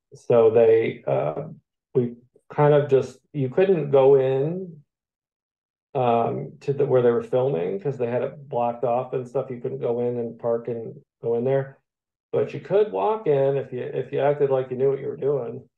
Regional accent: Michigan, United States; moved away; I'm originally from Michigan

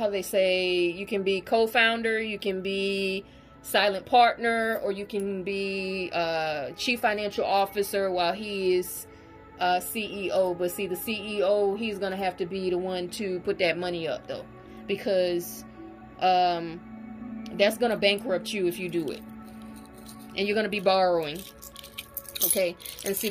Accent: American South, United States; I'm from the American South

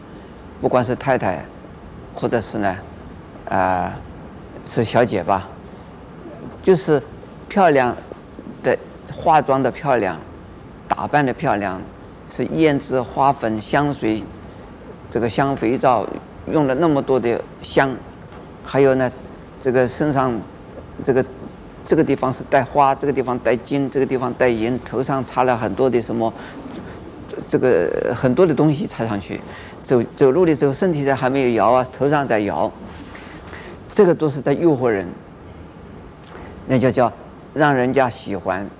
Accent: China; 我们中国人。有这么一句啊俗话：“人要衣装，佛要金装。”

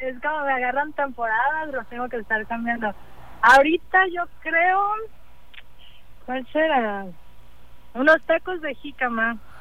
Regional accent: Manzanillo, Colima, Mexico; yo soy de Manzanillo, aquí, bueno, yo nací en Colima, pero toda mi vida prácticamente he vivido en Manzanillo.

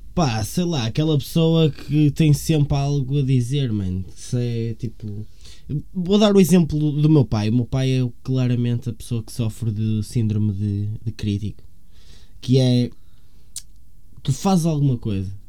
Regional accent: Rio Tinto, Porto District, Portugal; also born or lived in São Pedro da Cova / São Cosme; eu como sou de Rio Tinto e prezo Rio Tinto

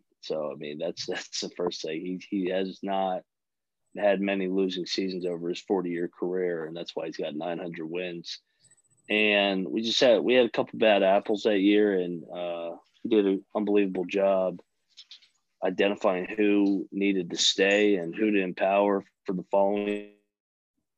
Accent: Fairfax, Virginia, United States; moved away as an adult; I'm from Fairfax

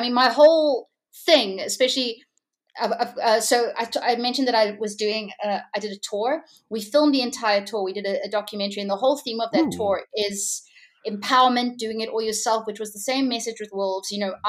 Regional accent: Hong Kong; also born or lived in Japan; So I grew up in Asia. I grew up in Hong Kong. So I learned a lot there from the music scene there.

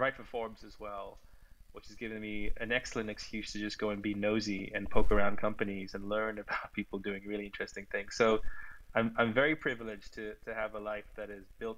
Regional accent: Sri Lanka; also born or lived in London / New York; now in Los Angeles, United States; I'm originally from Sri Lanka. I grew up there.

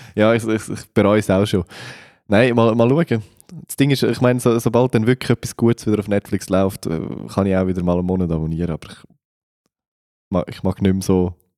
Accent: Switzerland; also born or lived in Central Switzerland; als Schweizer

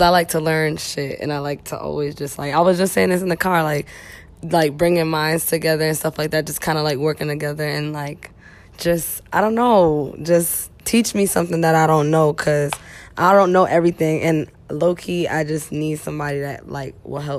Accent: New York City, New York, United States; I'm from Brooklyn originally

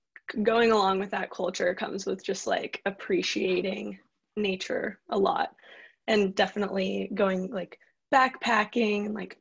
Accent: Ashland, Oregon, United States; how I was brought up in Ashland. If you've been here, it's like half retirees and like half this like very like gritty hippie community

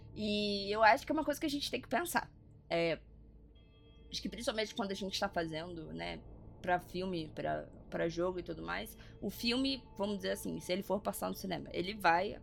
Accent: Brazil; nós brasileiros entendemos pela vivência de estar aqui todo dia

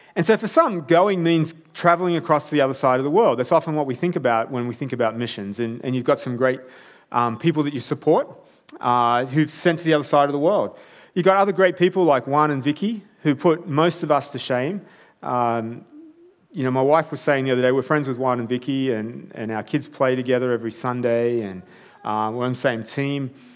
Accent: Armidale, New South Wales, Australia; I grew up in Armidale.

